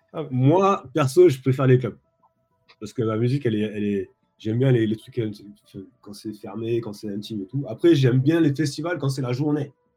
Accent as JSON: {"language": "French", "country": "France", "moved": "as an adult", "lives_now": "Los Angeles, United States", "said": "en tant que Français"}